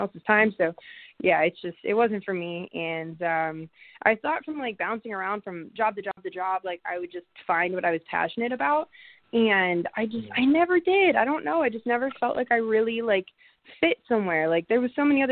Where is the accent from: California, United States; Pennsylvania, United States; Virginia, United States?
Pennsylvania, United States; Pittsburgh; moved away; also born or lived in Las Vegas; I'm from Pittsburgh.